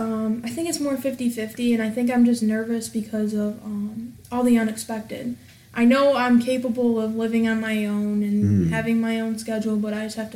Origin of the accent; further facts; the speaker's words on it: St. Clair Shores, Michigan, United States; Yeah, so I grew up in St. Clair Shores, went to Lakeshore K through 12